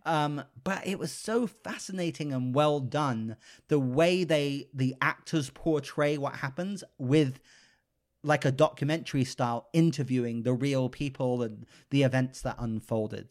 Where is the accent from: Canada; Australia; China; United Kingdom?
United Kingdom; moved away; I'm British, so I grew up with Paddington